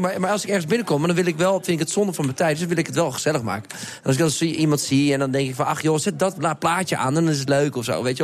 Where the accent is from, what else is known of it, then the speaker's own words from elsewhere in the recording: The Hague, South Holland, Netherlands; ik ben echt een Hagenees. En ik vind het ook eh, ik vind het leuk. Mijn, ik kom uit de straat, de Anton Haasstraat, waar heel veel kinderen wonen. Ik de hele dag buiten speelde